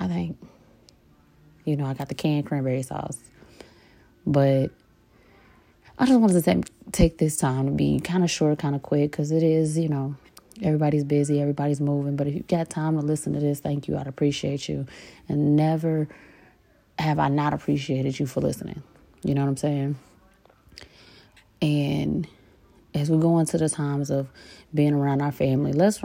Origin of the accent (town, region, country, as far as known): St. Louis, Missouri, United States; moved away